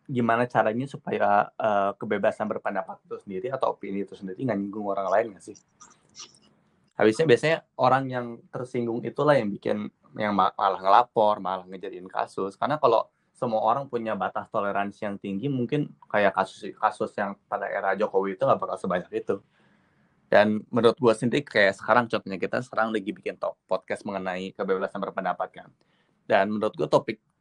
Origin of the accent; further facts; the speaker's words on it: Bandung, West Java, Indonesia; moved away as an adult; also born or lived in Jakarta; now in London, United Kingdom; Uh, eh, gue dari Bandung sebenarnya, tapi gue ambil undergraduateku di Jakarta. Dan sekarang gue ada di London, ngambil MBA Global Business di Coventry University London.